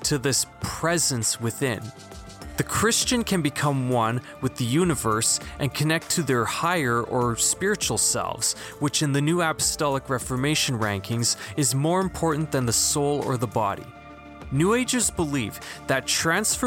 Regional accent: Philippines; I'm a Filipino now agnostic

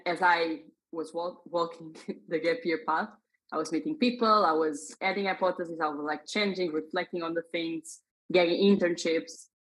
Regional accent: Portugal; moved away as an adult; now in Dublin, Ireland; So I was born in Portugal. Hmm. That that's where I come from.

